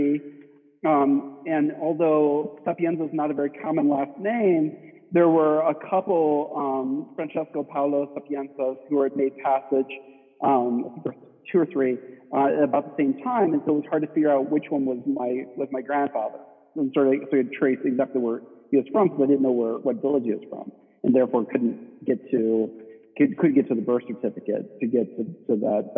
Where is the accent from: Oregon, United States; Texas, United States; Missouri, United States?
Missouri, United States; St. Louis; the Italian community that I grew up with in St. Louis